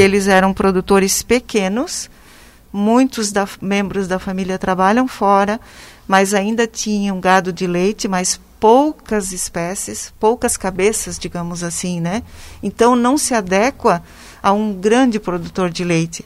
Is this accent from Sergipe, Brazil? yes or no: no; Rio do Oeste, Santa Catarina, Brazil; also born or lived in Lages; Eu sou natural aqui do Vale do Itajaí, do município de Rio do Oeste